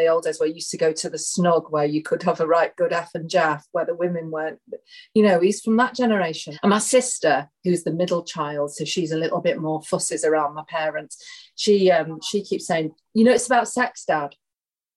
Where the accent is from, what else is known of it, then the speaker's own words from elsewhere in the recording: Marple, North West England, United Kingdom; Marple Memories, which is the village that I lived